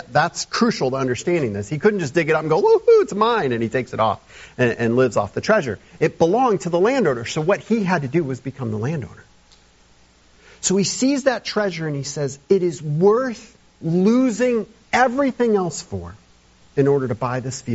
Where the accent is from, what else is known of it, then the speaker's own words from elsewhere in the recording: United States; as modern American evangelical Christians